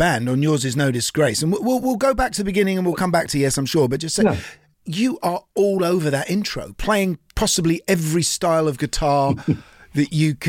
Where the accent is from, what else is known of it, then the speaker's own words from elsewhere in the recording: London, United Kingdom; that accent, I recognise so much from North London, because I was born and brought up on the Essex Road.